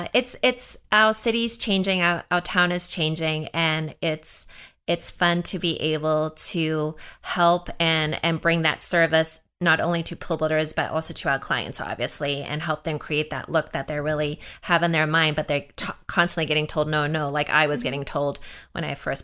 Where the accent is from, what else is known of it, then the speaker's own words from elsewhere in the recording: South Africa; So I grew up in South Africa, and there was definitely signs.